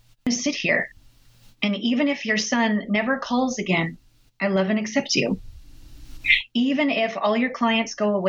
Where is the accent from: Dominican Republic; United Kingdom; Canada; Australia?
Canada; we're all Canadian here